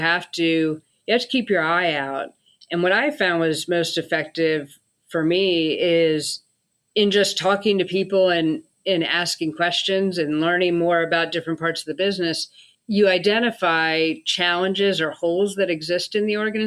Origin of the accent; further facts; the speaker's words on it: Northern Virginia, United States; moved away as an adult; also born or lived in North of San Francisco Bay Area, California; I grew up in the Northern Virginia area.